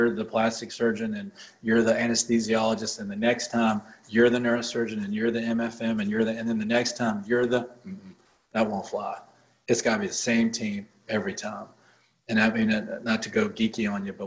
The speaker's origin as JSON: {"language": "English", "region": "Mississippi", "country": "United States", "moved": "yes", "lives_now": "Nashville, United States", "said": "I'm from Mississippi"}